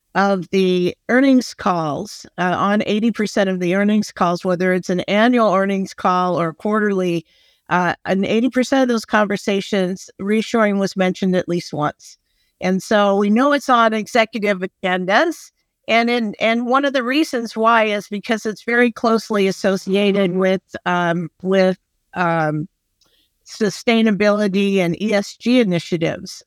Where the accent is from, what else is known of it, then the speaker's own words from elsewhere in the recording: Phoenix, Arizona, United States; moved away; I grew up in Phoenix